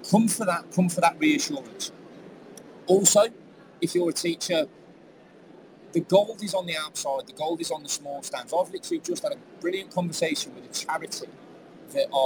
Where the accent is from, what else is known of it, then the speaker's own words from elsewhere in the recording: Staffordshire, West Midlands, United Kingdom; now in Jersey; I've come from Jersey this morning. I'm not originally from Jersey, I'm from Staffordshire, but I get to teach in Jersey.